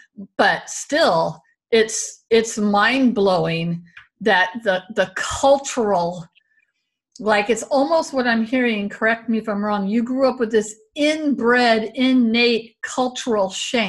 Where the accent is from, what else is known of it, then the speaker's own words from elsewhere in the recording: the South, United States; especially growing up in the South, like that danger of being a gay man in the early 80s.